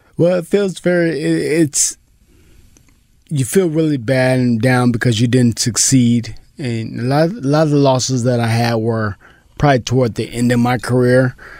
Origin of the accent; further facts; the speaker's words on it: Pomona, California, United States; I was Pomona